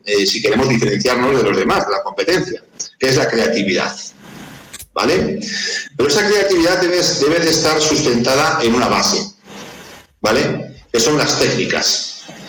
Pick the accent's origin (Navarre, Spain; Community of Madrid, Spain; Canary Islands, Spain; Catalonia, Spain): Navarre, Spain; el equipo de fútbol de, mi tierra